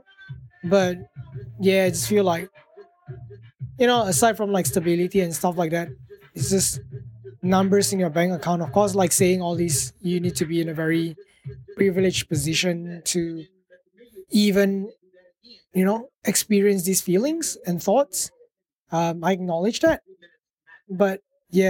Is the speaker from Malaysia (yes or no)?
yes; Malaysia; first language English; moved away